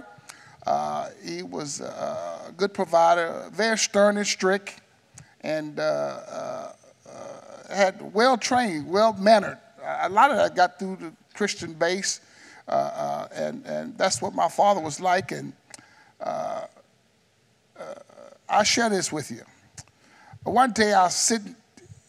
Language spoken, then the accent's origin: English; Houston, Texas, United States; I grew up in Houston, Texas, and had a mother and father, working class people